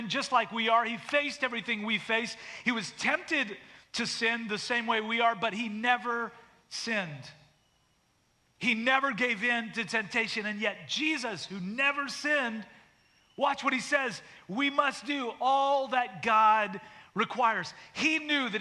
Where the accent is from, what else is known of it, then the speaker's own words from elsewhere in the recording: Canada; now in United States; I was born in Canada